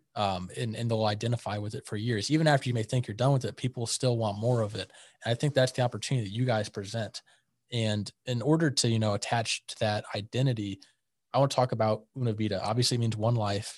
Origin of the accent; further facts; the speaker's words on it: St. Louis, Missouri, United States; now in Wichita, United States; I grew up in Saint Louis